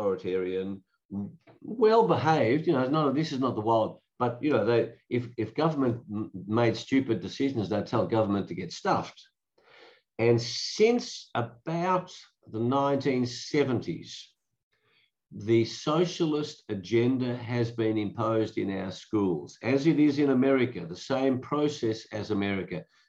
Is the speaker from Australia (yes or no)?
yes; Australia